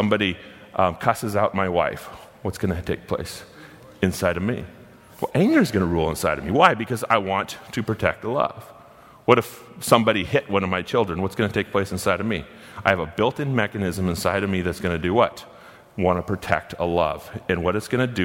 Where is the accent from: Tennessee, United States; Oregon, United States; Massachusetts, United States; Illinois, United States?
Oregon, United States; Gold Beach; I was born and raised in Gold Beach, Oregon